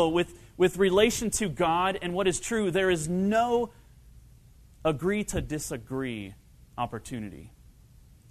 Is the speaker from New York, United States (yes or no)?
no; Kentucky, United States; I grew up in Kentucky.